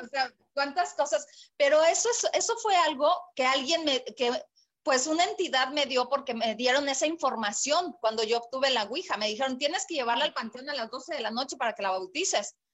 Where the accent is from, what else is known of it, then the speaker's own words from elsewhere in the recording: State of Mexico, Mexico; moved away as an adult; now in Puerto Vallarta, Mexico; yo nací en la Ciudad de México, eh, en el DF realmente, ahora Ciudad de México. Sí. Eh, después viví en el Estado de México durante pues 27 años de mi vida